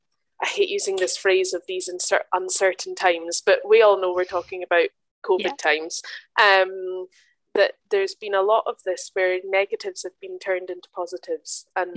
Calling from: Germany; In fact, I'm calling you from Germany right now.

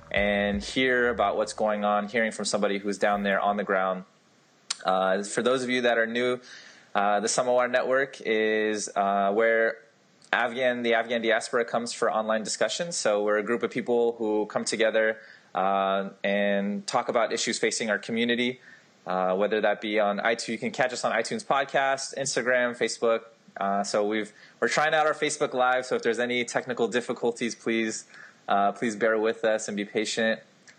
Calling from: Washington, District of Columbia, United States; I'm calling in from Washington, D.C. right now.

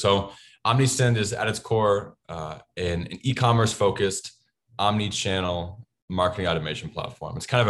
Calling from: Chicago, Illinois, United States; I'm calling in from sunny Chicago, Illinois.

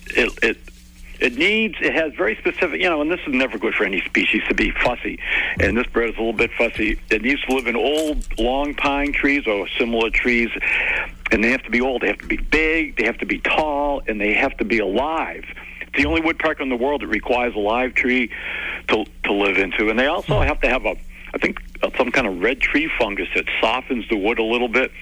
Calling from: Sacramento, California, United States; I'm calling from Sacramento, California

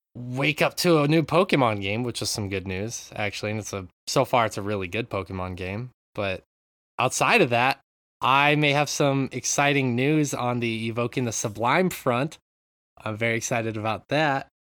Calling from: Japan; I'm calling in from Japan

